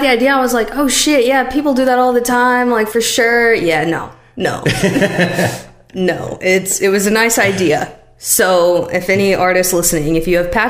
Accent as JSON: {"language": "English", "region": "Missouri", "country": "United States", "moved": "yes", "lives_now": "Nashville, United States", "said": "I'm from Missouri, and it's definitely not like that back home."}